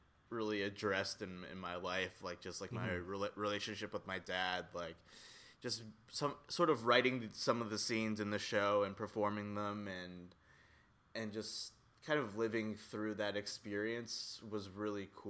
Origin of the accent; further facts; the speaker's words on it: Coaldale, Alberta, Canada; moved away as an adult; now in Toronto, Canada; go back to Coaldale, Alberta, where I'm from